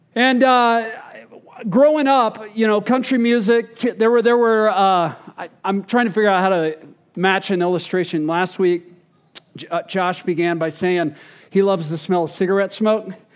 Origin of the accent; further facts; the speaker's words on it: Texas, United States; growing up in Texas